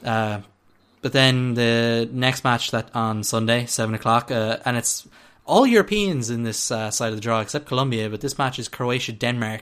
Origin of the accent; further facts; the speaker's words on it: Ireland; as we're Irish